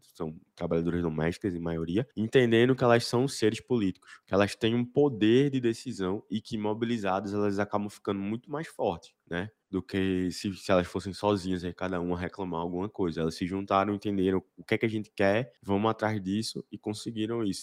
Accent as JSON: {"language": "Portuguese", "town": "Recife", "region": "Pernambuco", "country": "Brazil", "said": "Eu sou aqui de Recife também"}